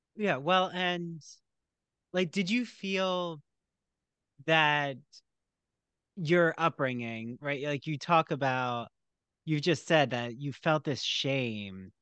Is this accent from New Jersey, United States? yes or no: yes; outside Philadelphia, New Jersey, United States; I grew up in New Jersey outside Philly